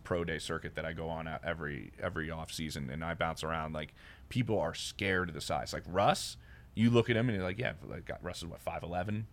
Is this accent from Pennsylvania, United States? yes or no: yes; Philadelphia, Pennsylvania, United States; moved away as an adult; also born or lived in Columbus, Ohio / Atlanta / Houston; now in Denver, United States; I grew up in Philly